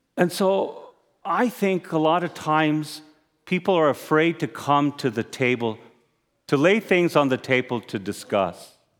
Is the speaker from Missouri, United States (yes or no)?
no; Arizona, United States; I'm a native Arizonan. I hunt and fish. I also have gun. That's part of growing up in Arizona